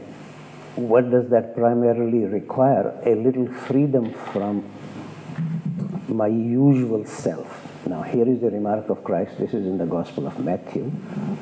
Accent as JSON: {"language": "English", "country": "India", "said": "as an Indian"}